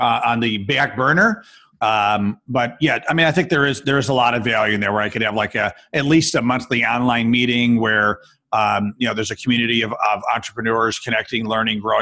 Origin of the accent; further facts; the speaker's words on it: Rochester, New York, United States; I come from Rochester, New York. It's the home of Kodak, right?